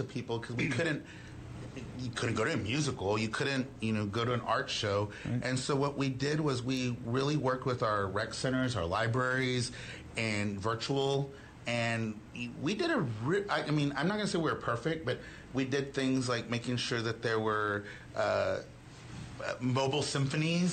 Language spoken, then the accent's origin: English; Houston, Texas, United States; also born or lived in Austin; now in Dallas, United States; I was born and raised in Houston.